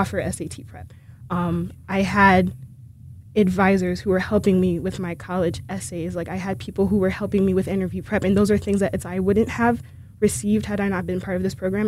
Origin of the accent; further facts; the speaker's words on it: Haiti; moved away; I'm originally from Haiti